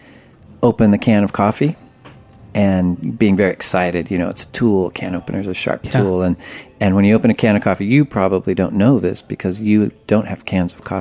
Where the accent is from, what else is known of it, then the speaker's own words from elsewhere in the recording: Humboldt County, California, United States; I grew up in very rural Humboldt County